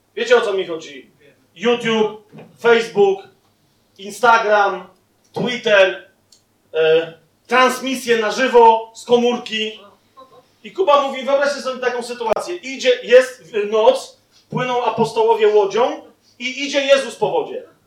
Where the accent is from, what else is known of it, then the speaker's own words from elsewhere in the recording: Poland; jesteśmy z Polski